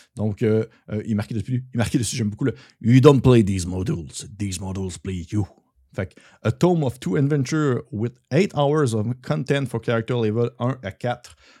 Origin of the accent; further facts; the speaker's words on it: Quebec, Canada; accent: gros accent québécois; Tout mon gros accent québécois qui ressort